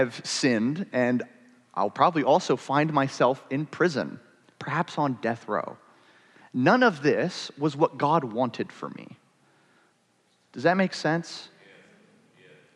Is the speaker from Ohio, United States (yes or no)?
yes; Ohio, United States; I was born in Ohio